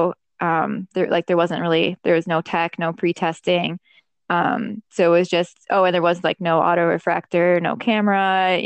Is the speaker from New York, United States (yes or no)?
yes; Western New York State, United States; moved away as an adult; now in New York City, United States; I grew up like in Western New York State, where there's it is not a city